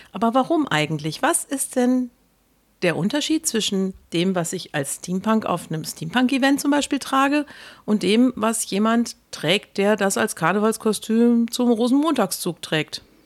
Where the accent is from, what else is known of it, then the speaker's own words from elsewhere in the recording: Ruhr area, North Rhine-Westphalia, Germany; Ja, ich komme aus dem Ruhrgebiet.